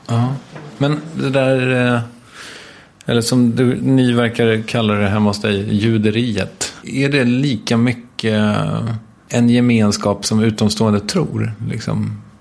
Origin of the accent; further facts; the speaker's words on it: Stockholm, Stockholm County, Sweden; här ute i mina hemtrakter